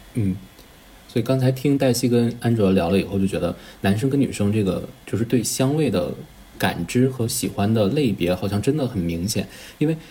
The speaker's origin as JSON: {"language": "Chinese", "region": "northern China", "country": "China", "said": "我是北方人，其实北方本身就挺干的"}